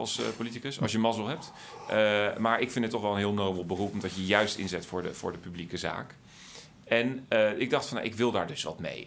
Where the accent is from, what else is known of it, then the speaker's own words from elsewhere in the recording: Wassenaar, South Holland, Netherlands; ik groeide op in Wassenaar.